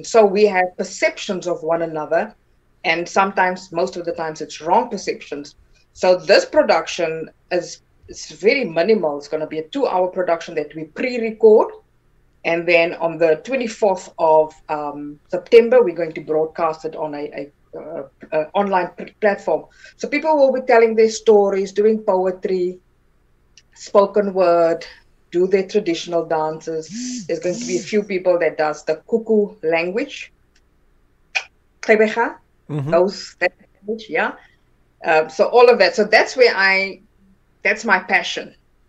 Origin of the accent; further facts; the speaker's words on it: Northern Cape, South Africa; first language Afrikaans; English is a second language; Afrikaans is my where I am very relaxed, because that's my mother tongue. Yes. I grew up in Northern Cape, so that's the language that I heard for 7 years of my life.